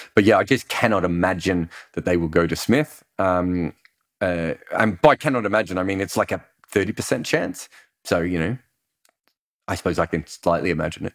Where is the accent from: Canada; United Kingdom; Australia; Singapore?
Australia; as an Australian